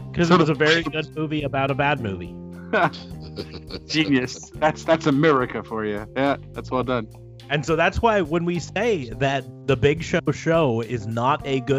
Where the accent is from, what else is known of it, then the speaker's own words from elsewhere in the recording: United States; as an American